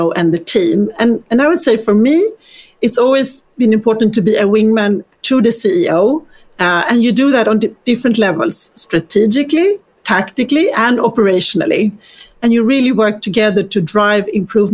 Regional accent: Stockholm, Stockholm County, Sweden; moved away; My journey started in Sweden. I grew up in Stockholm

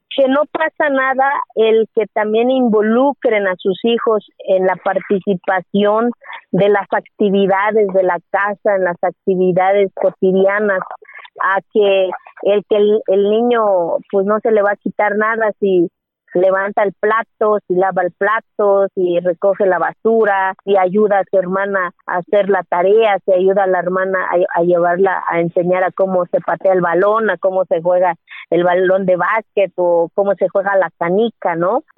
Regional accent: Santa María Quiegolani, Oaxaca, Mexico; first language Zapotec; Spanish is a second language; moved away; soy mujer, que soy indígena y que soy de Kiegolani y que hablo mi lengua materna que es el zapoteco

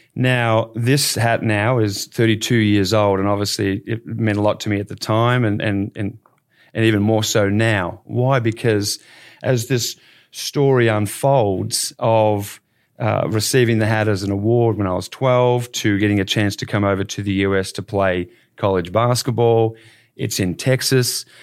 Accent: Bendigo, Victoria, Australia; now in Dallas, United States; growing up in Bendigo, I was involved in, in, in coaching

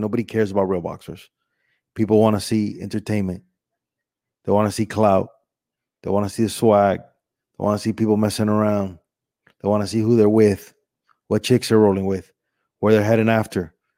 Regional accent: Miami, Florida, United States; also born or lived in Cuba; I was born in Cuba, but I was raised here in Miami

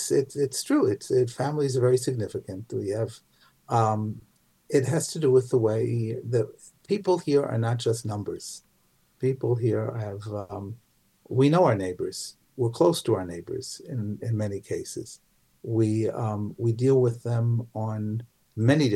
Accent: Wilmington, Delaware, United States; moved away as an adult; also born or lived in Manhattan, New York City; now in Ma'ale Adumim, Israel; I grew up in the country. I grew up outside of Wilmington, Delaware.

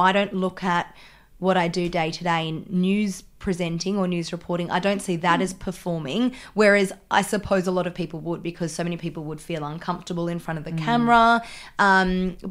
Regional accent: Melbourne, Victoria, Australia; I am from Melbourne. All Melbourne girls. Yeah. And I believe I grew up in the same suburb as Christy

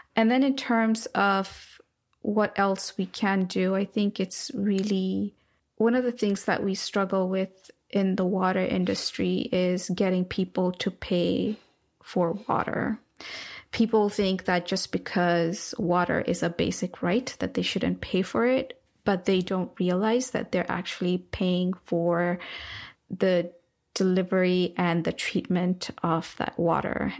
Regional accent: Nairobi, Kenya; now in United States; when I was growing up in Nairobi

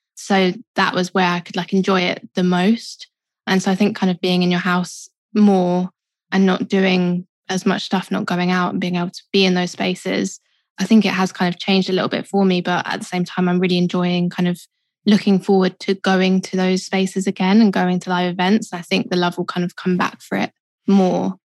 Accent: London, United Kingdom; I grew up in Southeast London. Kind of moved a little bit further in, so I'm kind of still South London. But yeah, born and raised.

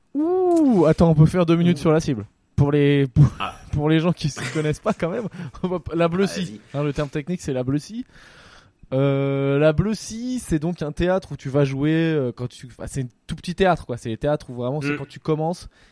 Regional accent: Poitiers, Nouvelle-Aquitaine, France; je viens de Poitiers

